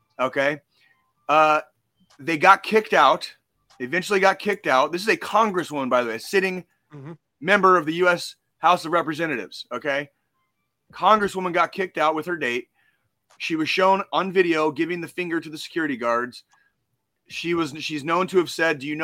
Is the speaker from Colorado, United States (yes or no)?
no; Arizona, United States; I grew up in Arizona